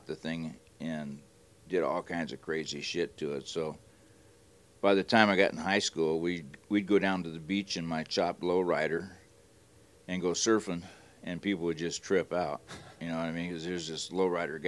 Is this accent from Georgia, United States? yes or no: no; Hawthorne, California, United States; I grew up in Hawthorne